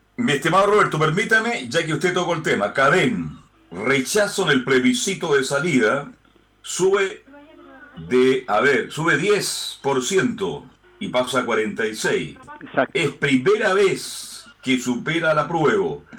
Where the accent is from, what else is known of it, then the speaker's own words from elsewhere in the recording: Chile; somos muy lapidarios en la crítica en Chile